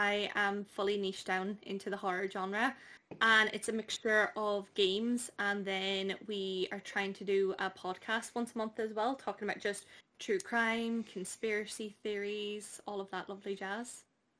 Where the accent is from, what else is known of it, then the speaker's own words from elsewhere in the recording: Dublin, Leinster, Ireland; now in Derry, United Kingdom; So I am originally from Dublin, but I definitely don't sound it. I'm based in Derry now. So I've kind of like picked up that accent anyway, and I am just turned 24.